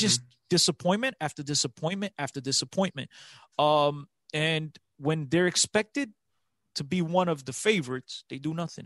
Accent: Portugal; I was born in Portugal, I live and breathe Portuguese football

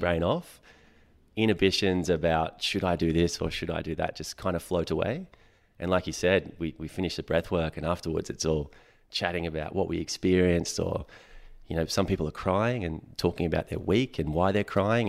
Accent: Sydney, New South Wales, Australia; also born or lived in Hawkesbury; I grew up in Western Sydney

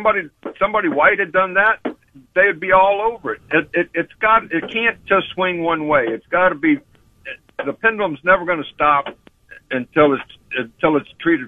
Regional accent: San Antonio, Texas, United States; also born or lived in Cleveland, Ohio; actually, I'm in Cleveland. I'm just from San Antonio.

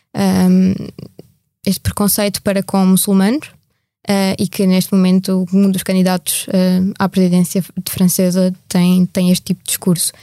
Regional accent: Portugal; que sou portuguesa

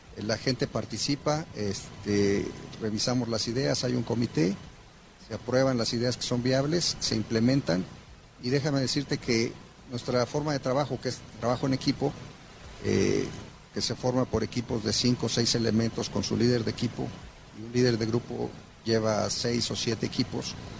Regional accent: Mexico; actualmente somos mexicanos 100% los que estamos corriendo y operando esta planta orgullosamente

